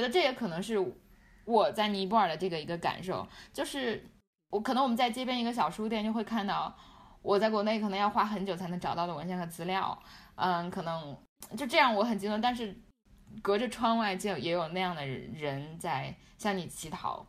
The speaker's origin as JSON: {"language": "Chinese", "town": "Lhasa", "region": "Tibet", "country": "China", "said": "我们拉萨人是有钱人"}